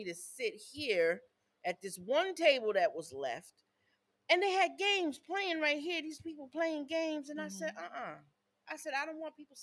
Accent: upstate New York, United States; I'm from New York

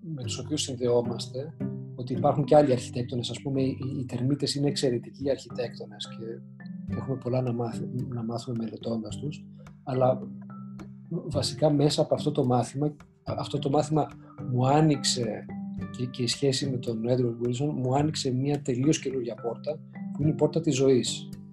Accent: Athens, Attica, Greece; moved away as an adult; also born or lived in United States; μεγάλωσα στην Αθήνα και τα καλοκαίρια μεγάλωσα στην επαρχία

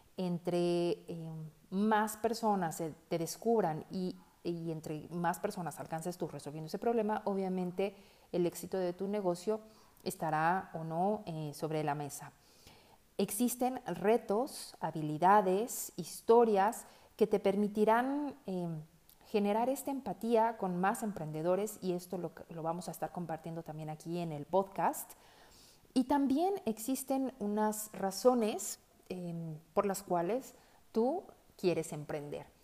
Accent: Mexico City, Mexico; moved away as an adult; now in Guadalajara, Mexico; Soy una chilanga viviendo en Guadalajara desde hace 10 años

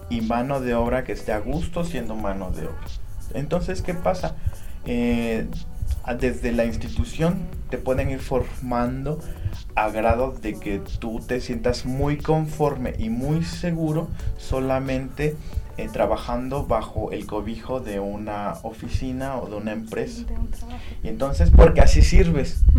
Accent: Tehuacán, Puebla, Mexico; no puedes centrarte en Tehuacán, no puedes centrarte en que soy poblano, no puedes centrarte en que soy mexicano, soy este americano

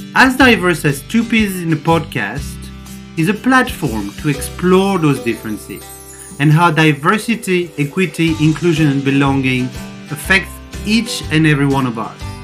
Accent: near Paris, Île-de-France, France; also born or lived in Amsterdam, Netherlands / London, United Kingdom; now in Cluj-Napoca, Romania; I was born near Paris, France, lived in Amsterdam, Netherlands, then London, UK, and now spending most of my time in Cluj-Napoca, Romania

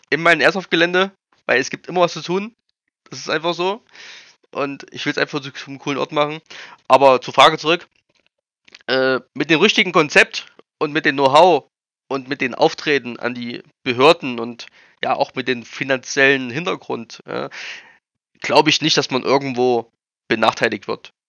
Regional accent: East Germany, Germany; Ja, also ich bin, ich komme aus dem Osten, ich war schon immer hier, ich war noch nie, noch nie in Baden-Württemberg tatsächlich.

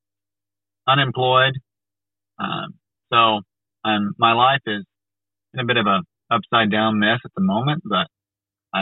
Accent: United States; I'm from America

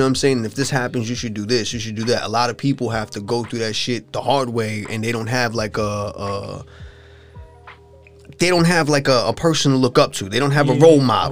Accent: Huntington, New York, United States; we grew up in Huntington

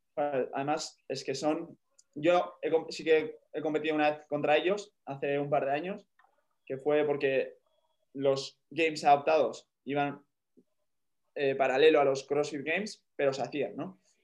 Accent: Spain; soy el primer español

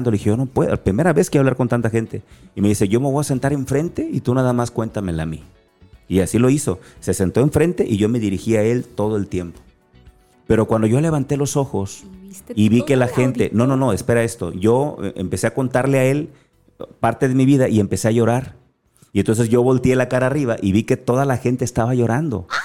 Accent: Acapulco, Guerrero, Mexico; accent: Acapulco; Así aprendí, porque yo soy acapulqueño. Y a lo mejor no notas mi acento

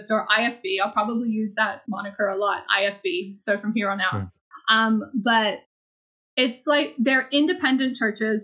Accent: Australia; moved away; I'm originally from Australia

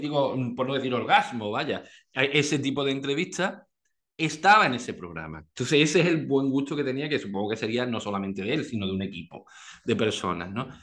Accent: Andalusia, Spain; yo como andaluz, ese sentido del humor tan andaluz

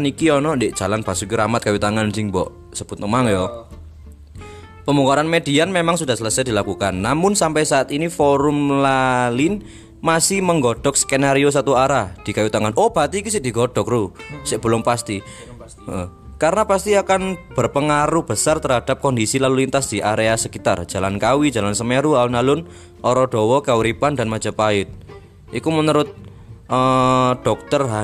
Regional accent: Malang, East Java, Indonesia; born there; Kayak aku yang lahir di Malang ini menurut apa ya kan?

